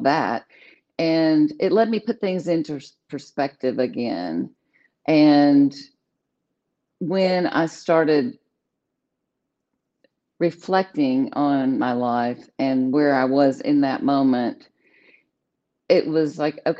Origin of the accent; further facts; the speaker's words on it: Little Rock, Arkansas, United States; I'm from Little Rock, Arkansas. Okay. Was born in, I live here now